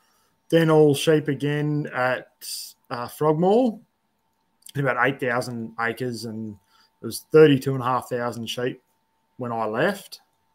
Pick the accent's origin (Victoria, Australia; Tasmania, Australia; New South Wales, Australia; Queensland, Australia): New South Wales, Australia; Sydney; also born or lived in Adelaide / Melbourne; So I grew up in Sydney and, I grew up sort of all over the place, Sydney, Adelaide, Melbourne, and then Sydney again.